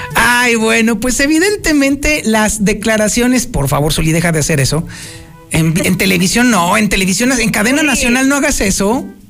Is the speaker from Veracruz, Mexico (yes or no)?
no; Aguascalientes, Mexico; los aguascalentenses somos los gallegos de México